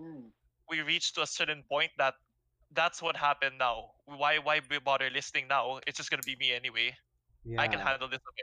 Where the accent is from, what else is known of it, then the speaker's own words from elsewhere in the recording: Philippines; us as Filipino people